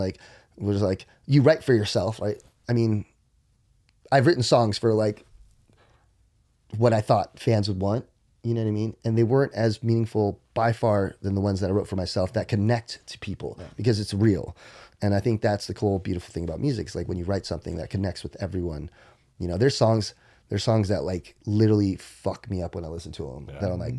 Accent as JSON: {"language": "English", "region": "Maryland", "country": "United States", "tie": "born or raised there", "said": "And I remember growing up in Maryland, I remember my room and I remember my closet door."}